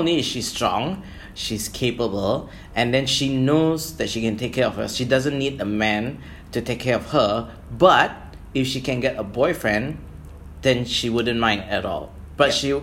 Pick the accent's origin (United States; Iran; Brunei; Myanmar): Brunei; we're from Brunei